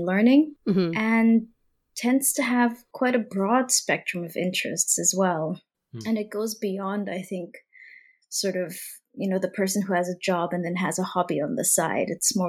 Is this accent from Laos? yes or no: yes; Laos; And I think growing up in Laos for the longest period, you know, it was, you know, a communist Southeast Asian country.